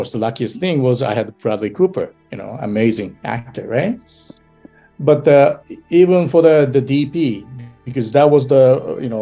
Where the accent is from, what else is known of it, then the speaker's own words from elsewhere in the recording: Japan; English is a second language; moved away; also born or lived in Australia; I came all the way from Japan